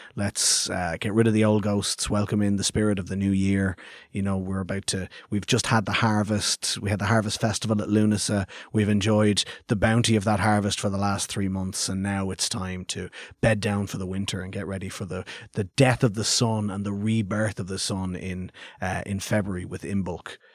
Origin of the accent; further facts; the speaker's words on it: Clondalkin, Leinster, Ireland; I grew up in Clondalkin